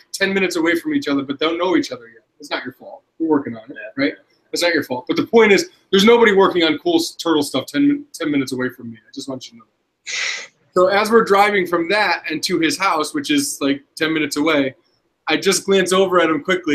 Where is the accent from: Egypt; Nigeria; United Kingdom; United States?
United States; Connecticut; my home state of Connecticut